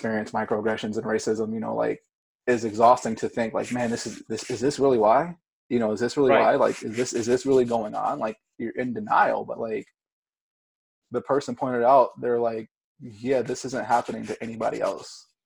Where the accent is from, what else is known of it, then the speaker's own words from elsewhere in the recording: Ypsilanti, Michigan, United States; also born or lived in Grand Rapids, Michigan; Ypsilanti, which is my hometown.